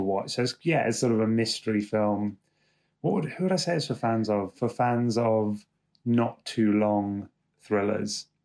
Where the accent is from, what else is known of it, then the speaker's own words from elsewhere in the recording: London, United Kingdom; I'm from London.